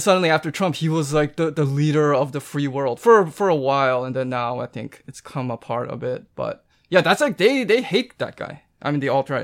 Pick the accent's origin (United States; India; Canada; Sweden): Canada; I'm Canadian